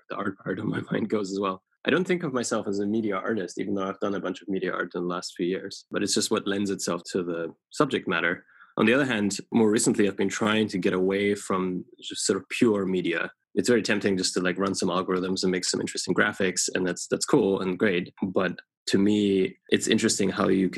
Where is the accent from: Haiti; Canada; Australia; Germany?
Germany; also born or lived in United Kingdom; now in United States; I grew up in Germany, eventually emigrated to the UK and then to the US